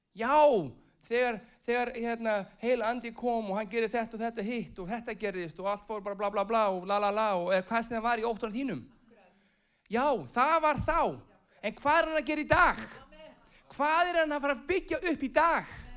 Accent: Iceland; moved away as an adult; also born or lived in United States; ég er frá Íslandi

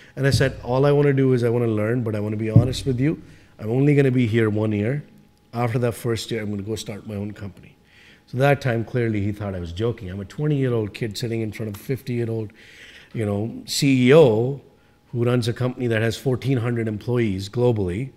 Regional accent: India; moved away as an adult; now in Canada; I came from India

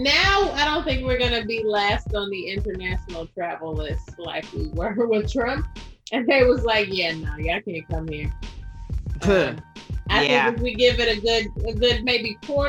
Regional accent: United States; I'm American

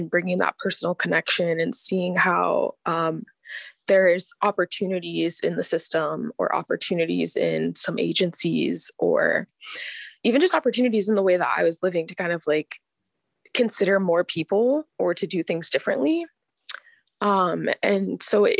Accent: Anchorage, Alaska, United States; I'm born and raised here in Anchorage, Alaska

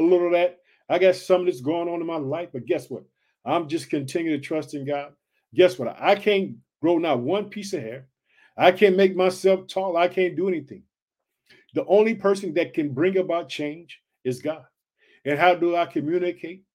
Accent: Illinois, United States; born or raised there

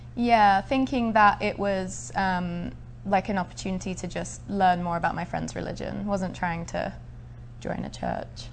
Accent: Essex, East of England, United Kingdom; I was born in Essex in England. It's a suburb of the London area

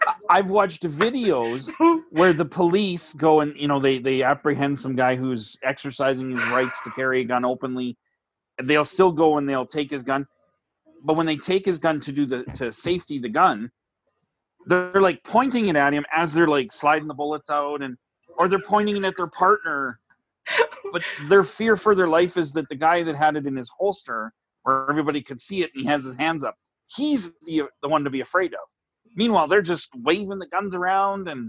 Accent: Sylvan Lake, Alberta, Canada; growing up in Sylvan Lake

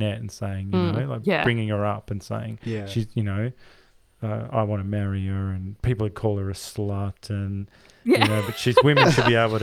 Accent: Australia

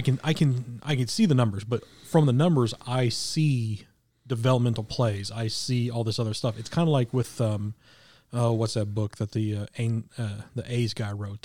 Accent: Midwest, United States; growing up in the Midwest

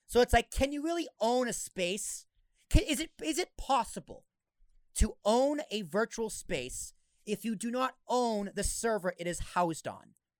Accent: Boston, Massachusetts, United States; I grew up in Boston, went, came down to Jersey

